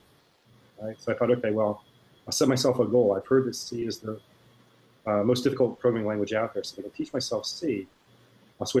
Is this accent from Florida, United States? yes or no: yes; Miami, Florida, United States; I grew up in Miami, Florida, and I still live there